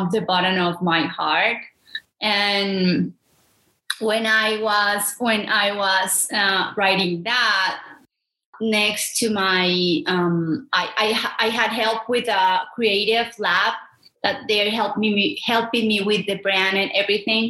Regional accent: Medellín, Antioquia, Colombia; English is a second language; also born or lived in Santuario, Antioquia; growing up in Medellin, in Antioquia, in Santuario

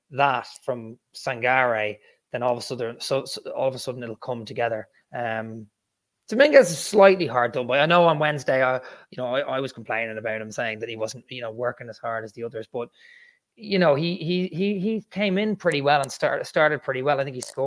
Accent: Ireland; I'm Irish

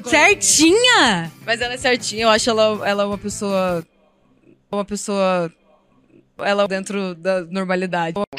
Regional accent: interior of Paraná, Brazil; Eu sou do interior do Paraná, cresci ouvindo sertanejo com o meu avô

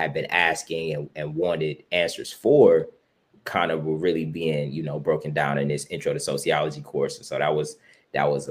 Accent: Cleveland, Ohio, United States; Originally from Cleveland, Ohio, southeast side.

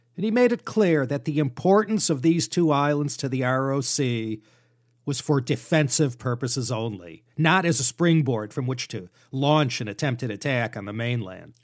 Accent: Midwest, United States; growing up in the Midwest

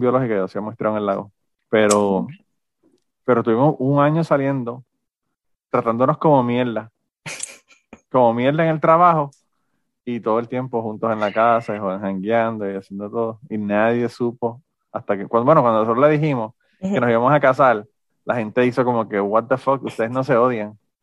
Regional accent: Puerto Rico; moved away; soy de Puerto Rico

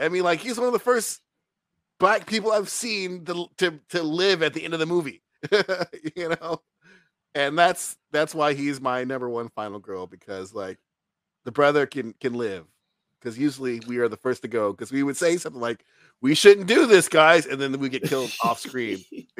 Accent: Brooklyn, New York, United States; Yeah. I'm from Brooklyn. Of course I have some black in me.

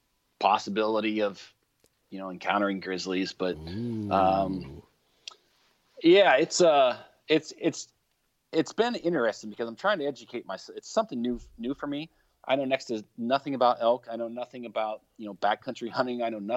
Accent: Ohio, United States; I know it's my home state

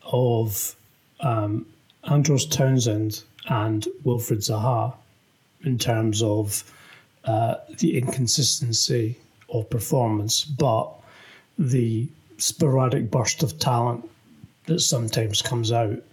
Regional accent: Scotland, United Kingdom; As fellow Scotsman

